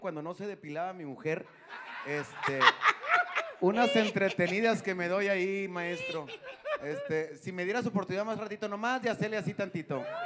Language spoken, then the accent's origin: Spanish; General Escobedo, Nuevo León, Mexico; aquí de los que somos de Escobedo